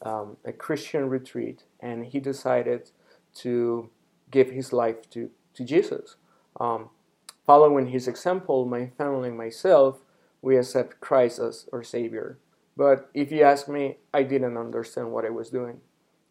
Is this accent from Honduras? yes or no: yes; Honduras; now in Phoenix, United States; I am from Honduras, a small country in Central America